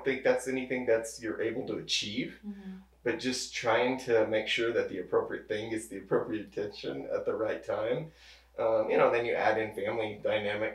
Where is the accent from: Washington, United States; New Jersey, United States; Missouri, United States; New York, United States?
Missouri, United States; Cuba; I was born and raised outside of Cuba, so just down the road